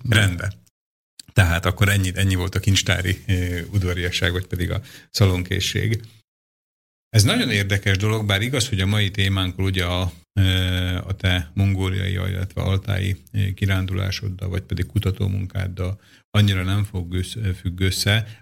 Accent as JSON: {"language": "Hungarian", "town": "Dunajská Streda", "region": "Trnava Region", "country": "Slovakia", "tie": "born or raised there", "said": "én Dunaszerdahelyen lakom, ott születtem, magyarul beszélek, Szlovákiában ugye ez a Dunaszerdahely"}